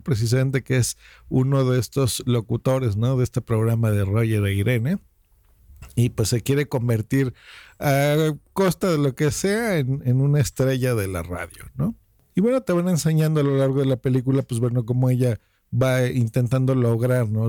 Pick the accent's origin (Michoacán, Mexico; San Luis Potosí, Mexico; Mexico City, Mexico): Mexico City, Mexico; soy de la Ciudad de México